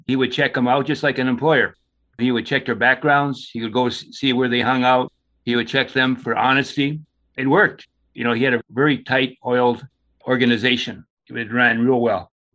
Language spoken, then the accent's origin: English; Thunder Bay, Ontario, Canada; now in Rock Hill, United States; I'm originally from Thunder Bay, Ontario, Canada, and I've been living in Rock Hill for the last 30, 35, 40 years